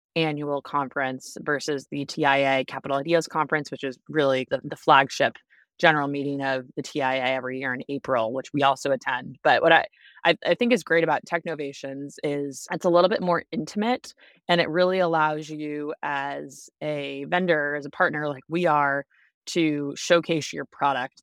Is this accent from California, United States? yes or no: no; Boston, Massachusetts, United States; moved away as an adult; also born or lived in Washington, D.C.; now in Chicago, United States; I'm from the East Coast originally, even though I live in the Midwest now. I grew up in Boston